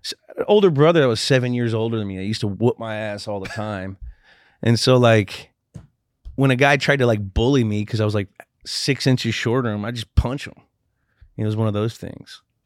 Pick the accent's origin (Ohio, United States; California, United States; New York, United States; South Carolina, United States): California, United States; Redwood City; my hometown